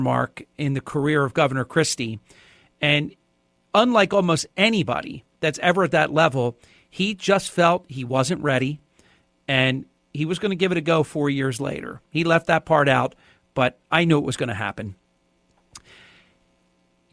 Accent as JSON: {"language": "English", "region": "New Jersey", "country": "United States", "tie": "born or raised there", "said": "New Jersey is my home state"}